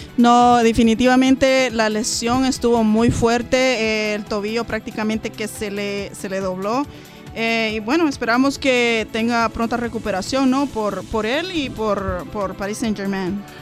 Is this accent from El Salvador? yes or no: yes; El Salvador; como centroamericana, como salvadoreña